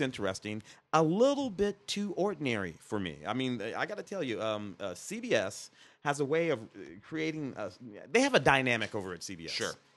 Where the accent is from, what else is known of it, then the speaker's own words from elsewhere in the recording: Midwest, United States; I grew up in the Midwest